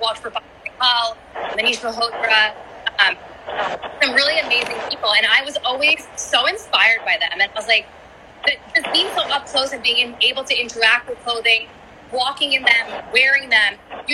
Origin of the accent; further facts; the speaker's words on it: New York City, New York, United States; who I was as an Indian-American daughter of immigrants growing up in New York City